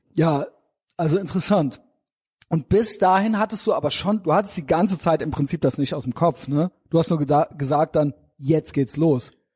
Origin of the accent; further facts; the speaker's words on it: Koblenz, Rhineland-Palatinate, Germany; wenn man in äh, Koblenz und Umgebung groß geworden ist